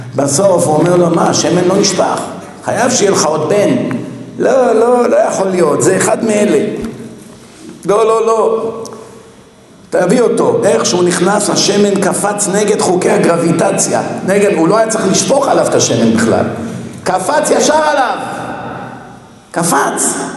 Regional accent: Israel; אני ישראלי, אני גדלתי פה

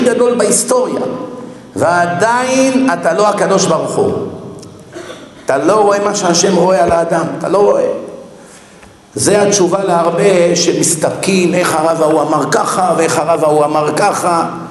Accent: Israel; אני ישראלי, אני גדלתי פה

